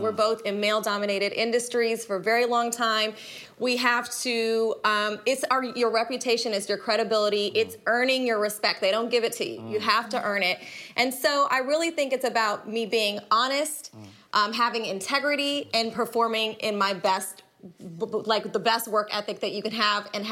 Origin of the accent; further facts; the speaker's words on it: Jordan; moved away; I'm a Palestinian woman. I was born in Jordan in the Middle East.